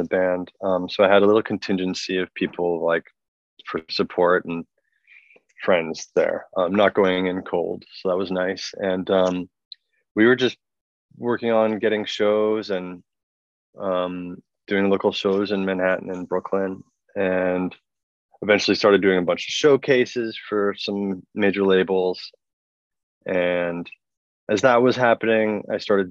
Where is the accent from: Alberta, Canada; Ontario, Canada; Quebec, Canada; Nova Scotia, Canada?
Ontario, Canada; Toronto; I grew up in Toronto